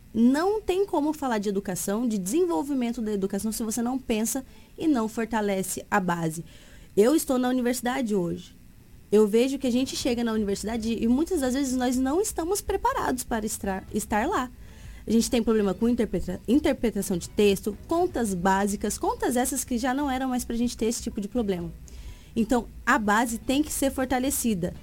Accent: São Paulo, Brazil; now in Sinop, Brazil; sou natural de São Paulo e Mato Grossense por opção

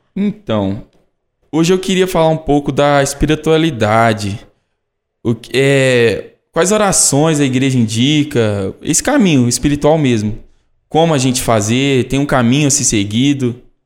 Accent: Caeté, Minas Gerais, Brazil; eu sou de Caeté, natural de Caeté

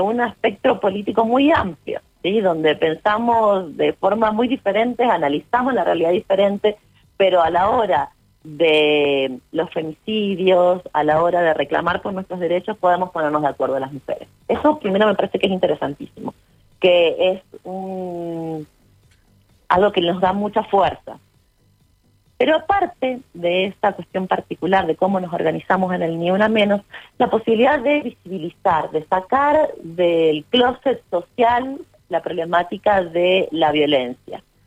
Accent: Uspallata, Mendoza, Argentina; Nosotros somos de Uspallata y alta montaña

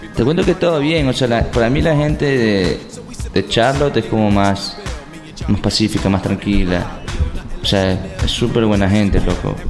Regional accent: Portoviejo, Manabí, Ecuador; esta es mi tierra, aquí me quedo

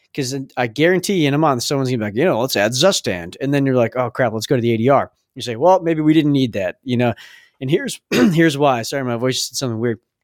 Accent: Massachusetts, United States; we are from Massachusetts.

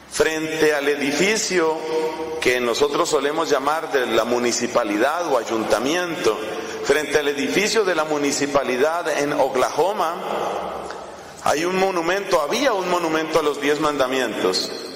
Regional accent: Colombia

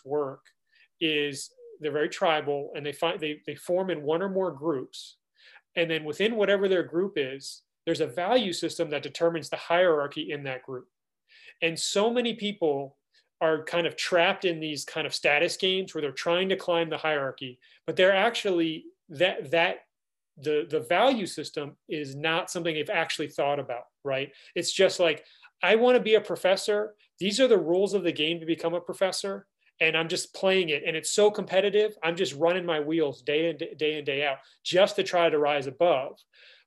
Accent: DC, District of Columbia, United States; I grew up outside Washington, DC.

